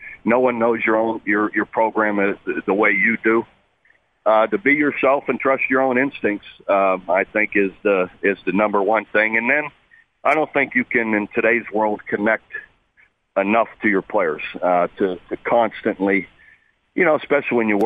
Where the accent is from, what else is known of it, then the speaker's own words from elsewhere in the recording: Ohio, United States; moved away as an adult; also born or lived in Iowa; you go from a steel mill town growing up in Ohio to out to the Midwest to Iowa